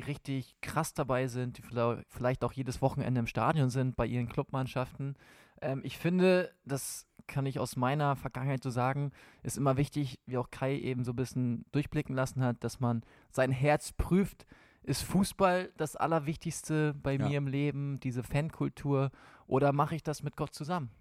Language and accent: German; Hamburg area, Schleswig-Holstein, Germany; Ich komme aus Hamburg, aus der Hamburger Gegend, da, eigentlich aus Schleswig-Holstein.